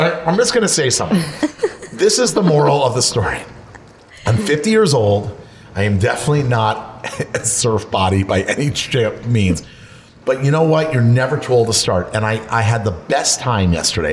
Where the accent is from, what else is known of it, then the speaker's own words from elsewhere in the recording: Florida, United States; moved away; I grew up in Florida where the water is 83 degrees